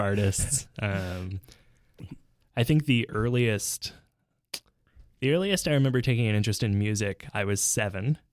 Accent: Vancouver, British Columbia, Canada; now in Montreal, Canada; when we moved to Vancouver from Montreal

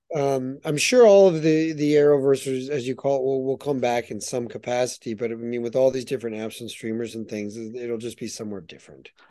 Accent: United States; moved away as an adult; now in Canada; I'm an American born and raised, you know, through and through

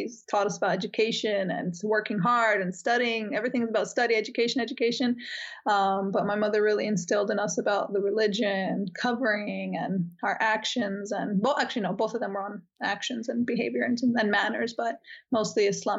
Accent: Miami, Florida, United States; born there; So first off, my mother is Cuban and my dad's Turkish, and I was born in Miami.

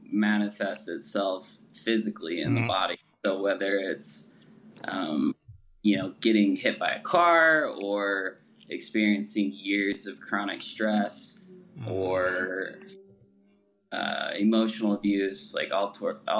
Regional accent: Utah, United States; also born or lived in Salt Lake City; I'm from, born and raised in Utah

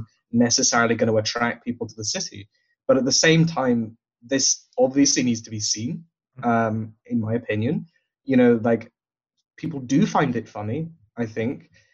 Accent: Glasgow, Scotland, United Kingdom; I grew up in the South Side.

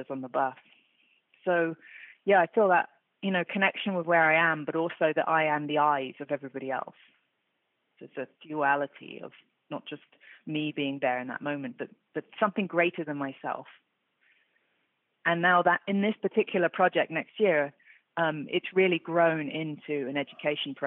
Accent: London, United Kingdom; I grew up in London. I was born in London.

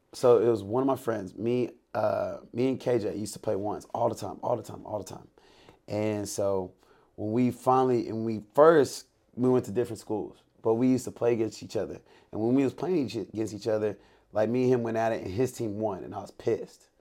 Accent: Lake City, Texas, United States; I'm from Lake City, Sa, uh, Lake City, Texas

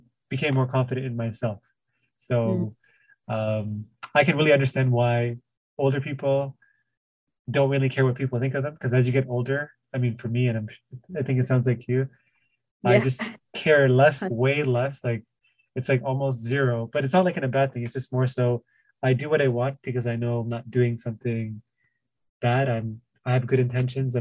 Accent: Toronto, Ontario, Canada; I grew up obviously in the Tamil area

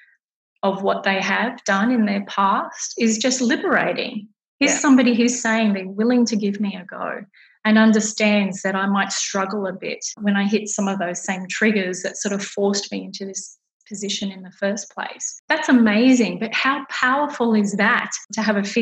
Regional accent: Australia; in Australia, we're not like that.

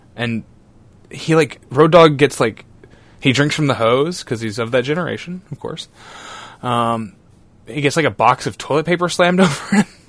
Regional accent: Beaumont, Texas, United States; my hometown of Beaumont, Texas

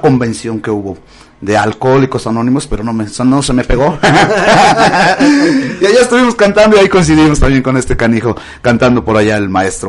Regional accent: Huamantla, Tlaxcala, Mexico; mi tierra, mi Guamantla

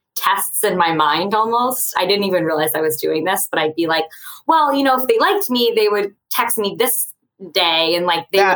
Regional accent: Westchester County, outside New York City, United States; I grew up right outside of New York City in Westchester County

